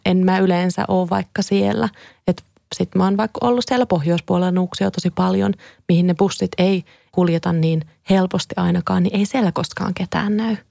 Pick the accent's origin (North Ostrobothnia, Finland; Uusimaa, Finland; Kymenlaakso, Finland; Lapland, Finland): Kymenlaakso, Finland; Kouvola; now in Helsinki, Finland; mä muistan jo lapsena, kun mä tulin Kouvolasta Helsingin rautatieasemalle junalla useita kertoja